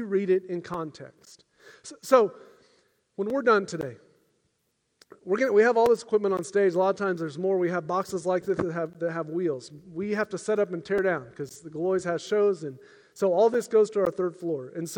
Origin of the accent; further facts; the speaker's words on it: United States; I'm an American